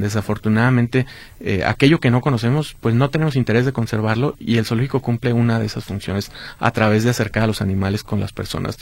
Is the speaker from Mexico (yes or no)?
yes; Guadalajara, Jalisco, Mexico; parte de nuestra historia como tapatíos